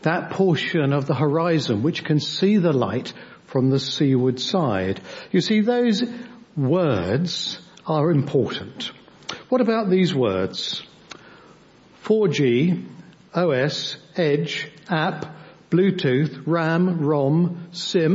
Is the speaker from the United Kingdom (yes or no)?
yes; Devon, South West England, United Kingdom; we come from Devon